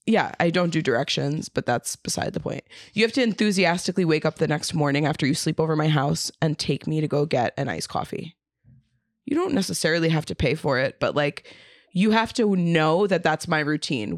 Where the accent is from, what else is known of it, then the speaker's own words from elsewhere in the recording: New York City, New York, United States; I'm from South Brooklyn